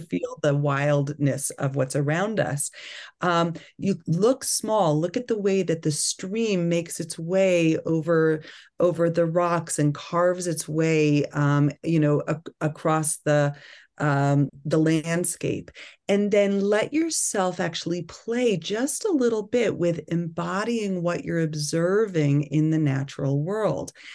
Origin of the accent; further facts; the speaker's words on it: Long Island, New York, United States; moved away; I grew up in New York on Long Island